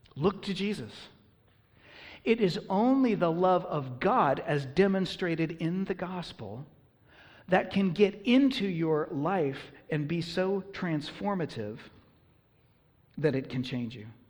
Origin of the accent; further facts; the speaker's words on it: United States; I'm an American